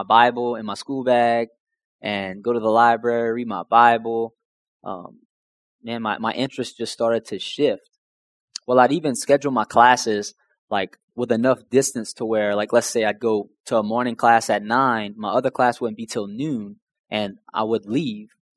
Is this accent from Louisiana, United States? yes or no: yes; Houma, Louisiana, United States; growing up, I was from Houma, Louisiana.